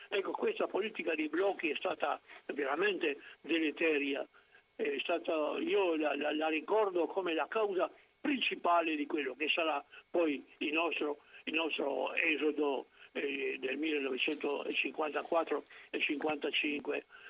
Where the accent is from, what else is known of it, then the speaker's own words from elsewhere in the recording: Piran, Istria, Slovenia; moved away; nel mio paese, appunto, il quarantasette per cento dei voti era andato al Partito Socialista